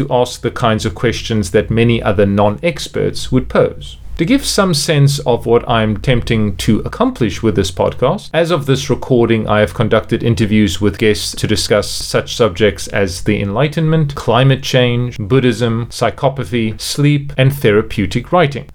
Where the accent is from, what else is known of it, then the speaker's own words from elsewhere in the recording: Cape Town, Western Cape, South Africa; moved away as an adult; also born or lived in South Korea / France / United Arab Emirates; now in China; I am from Cape Town, South Africa, although I have lived and worked in a number of different countries, including South Korea, France, the United Arab Emirates, and most recently, China.